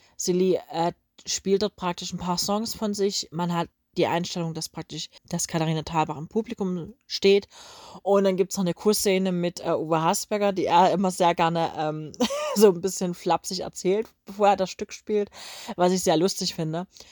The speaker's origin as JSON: {"language": "German", "town": "Coswig", "country": "Germany", "said": "bei uns in Coswig"}